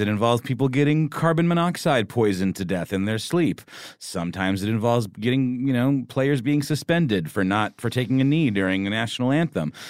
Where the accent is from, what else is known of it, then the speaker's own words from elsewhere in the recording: Georgia, United States; I am from Georgia